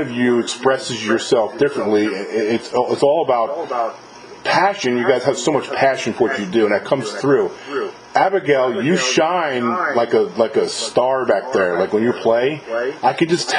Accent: New York, United States; moved away; also born or lived in Goleta, California; I'm from New York originally, but I used to live in California.

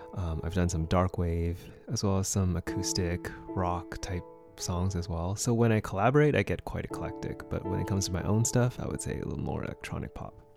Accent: Vancouver, British Columbia, Canada; born and raised here in Vancouver, BC.

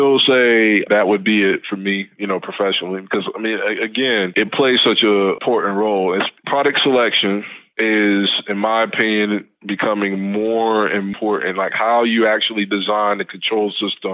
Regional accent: the South, United States; I'm born and raised in the South

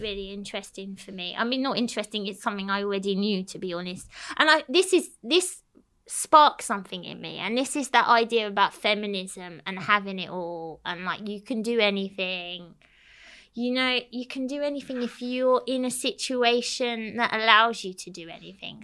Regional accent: London, United Kingdom; moved away as an adult; now in Cyprus; I grew up in London, so it was a bit different

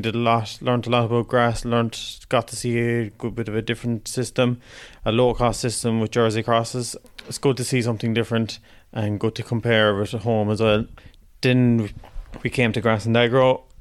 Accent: Macroom, Munster, Ireland; I'm from Macroom, County Cork, down the banks of the River Lee

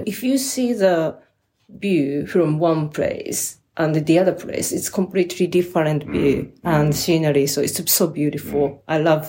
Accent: Kagoshima, Japan; now in London, United Kingdom; Yes, I'm from Kyushu, Kagoshima.

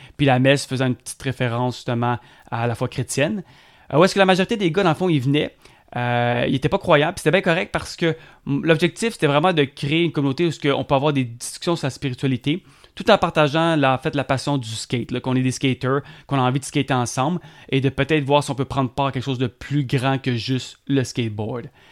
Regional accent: South Shore of Montreal, Quebec, Canada; Je suis un Québécois, puis je suis fier euh, du Québec et d'être Québécois. Euh, j'ai été élevé sur la sud de Montréal

